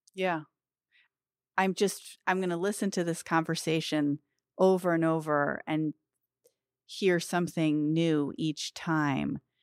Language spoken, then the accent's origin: English; United States; especially as American Jews